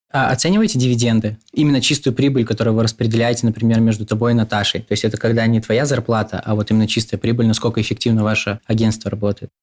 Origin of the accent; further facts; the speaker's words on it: Birobidzhan, Jewish Autonomous Oblast, Russia; Я из Биробиджана, это город под Хабаровском